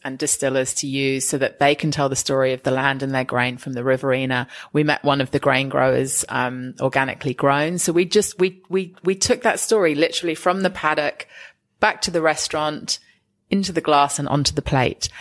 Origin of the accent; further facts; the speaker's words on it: England, United Kingdom; now in Australia; I'm English